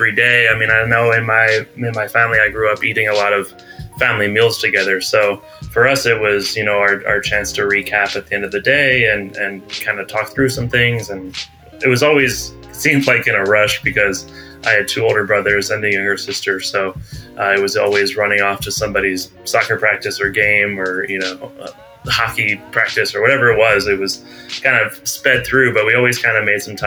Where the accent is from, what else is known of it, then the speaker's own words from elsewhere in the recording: New Jersey, United States; moved away as an adult; also born or lived in Virginia / New York; now in San Diego, United States; having an Italian and also Irish background and growing up in South Jersey